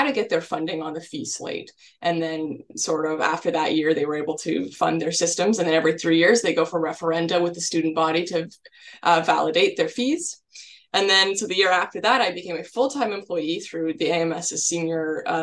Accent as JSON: {"language": "English", "town": "Ottawa", "region": "Ontario", "country": "Canada", "also_born_or_lived": "Kingston, Ontario", "moved": "as an adult", "said": "I'm from Ottawa, so I'm making a big move out to the big city"}